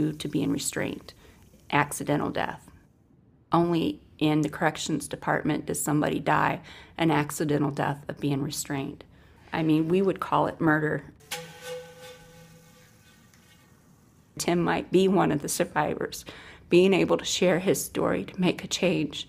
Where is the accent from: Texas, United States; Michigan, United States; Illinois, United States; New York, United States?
Michigan, United States; Adrian; I'm from Adrian, Michigan